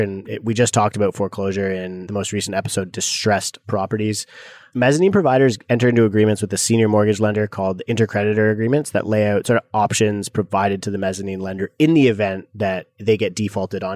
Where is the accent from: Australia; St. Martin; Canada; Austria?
Canada; growing up in Canada